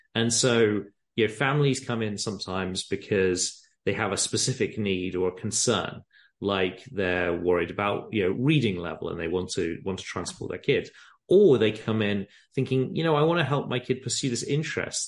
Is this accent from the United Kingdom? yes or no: yes; England, United Kingdom; moved away as an adult; now in San Francisco, United States; I grew up in England, as you can probably tell from the accents